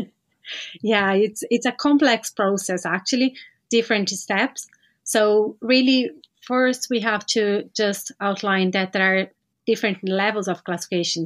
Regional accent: Brazil; moved away as an adult; now in Ireland; I'm from Brazil

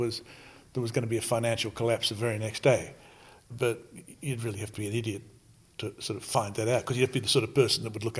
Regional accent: Australia; now in United States; I'm from Australia

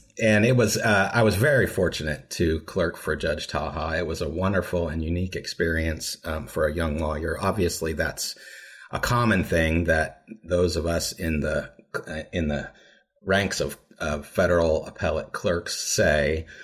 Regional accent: Lawrence, Kansas, United States; I'm from Lawrence, which is just about thirty miles east of Topeka

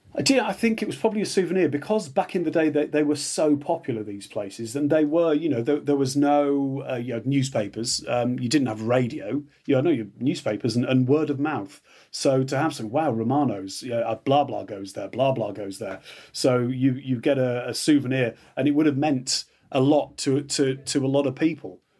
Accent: Yorkshire Dales, Yorkshire and the Humber, United Kingdom; I'm from Midland in the Dales, the Yorkshire Dales

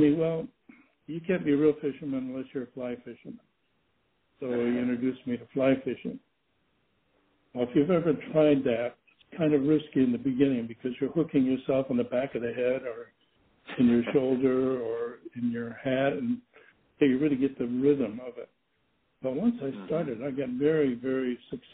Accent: Rock Island, Illinois, United States; I grew up in the Quad Cities. Actually, I was a student in Allman High School in Rock Island

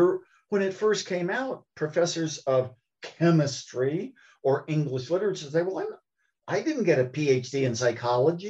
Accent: Columbus, Ohio, United States; When I was growing up in Columbus, Ohio

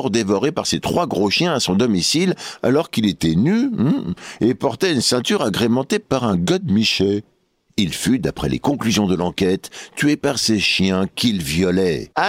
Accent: Auvergne-Rhône-Alpes, France; l'autre jour, j'étais chez moi dans mon bled en Auvergne

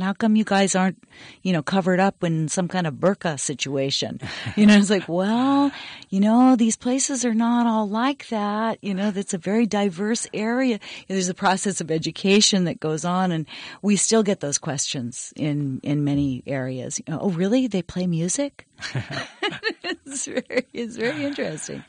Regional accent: Berkeley, California, United States; I grew up mostly in Berkeley

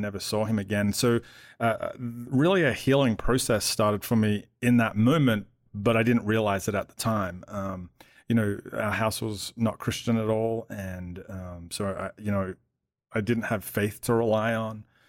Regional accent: Melbourne, Victoria, Australia; moved away as an adult; now in Atlanta, United States; I grew up in Melbourne

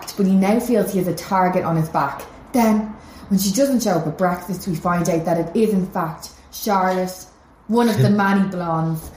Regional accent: Ireland

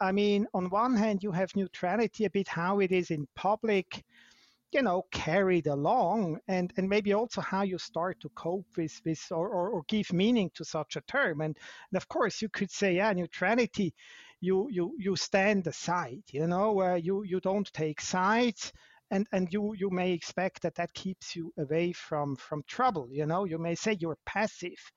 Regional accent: Switzerland; I'm not South African, I'm Swiss by, by nature

